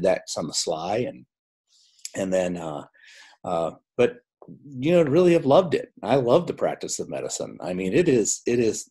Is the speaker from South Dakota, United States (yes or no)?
yes; South Dakota, United States; I grew up, I'm a dairy farm boy from South Dakota. And so I grew up on a dairy farm